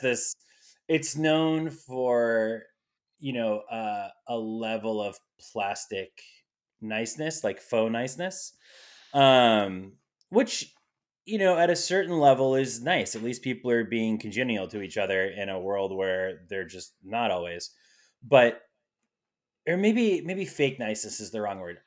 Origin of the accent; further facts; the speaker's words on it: New England, United States; moved away as an adult; fellow New England or East Coast expats